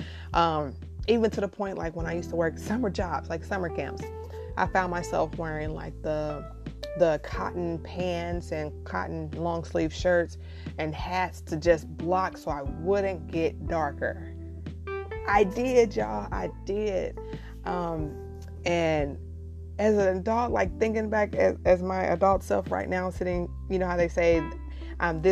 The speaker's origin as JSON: {"language": "English", "region": "Midwest", "country": "United States", "tie": "born or raised there", "said": "growing up in the Midwest"}